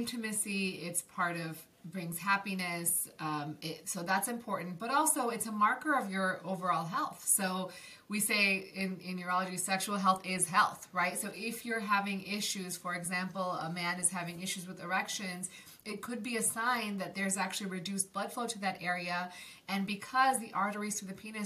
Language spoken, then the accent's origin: English; Buffalo, New York, United States; moved away; also born or lived in Maryland; my hometown, which is Buffalo, New York